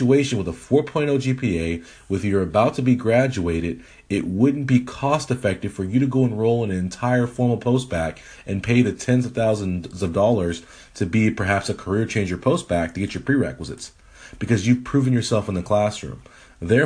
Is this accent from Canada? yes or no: yes; Edmonton, Alberta, Canada; moved away; That is my birthplace. I am a Canadian. A lot of people don't know this. I was born in Edmonton, Alberta.